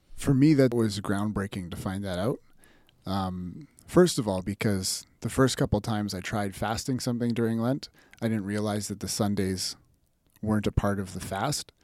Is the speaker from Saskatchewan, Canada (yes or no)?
yes; North Battleford, Saskatchewan, Canada; moved away as an adult; also born or lived in Revelstoke, British Columbia / Calgary, Alberta / Pittsburgh; now in Lethbridge, Canada; I was born in Revelstoke, B C, and grew up mostly in Saskatchewan, in North Battleford